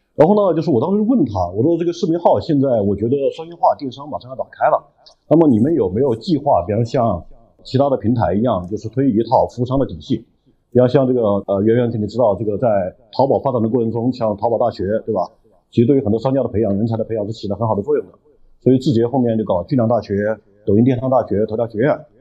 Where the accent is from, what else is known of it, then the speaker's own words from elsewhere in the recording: Hunan, China; 也是我，湖南人